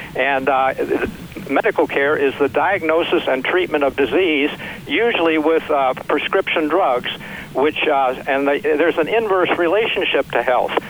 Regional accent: Missouri, United States; also born or lived in St. Louis / Webster Groves / Kansas City; I grew up in Missouri, just below Iowa.

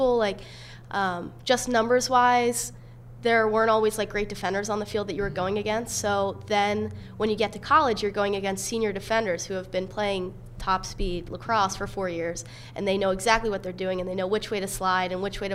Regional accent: Lancaster, Pennsylvania, United States; Penn State, obviously I'm from Lancaster, so Penn State was actually my top school

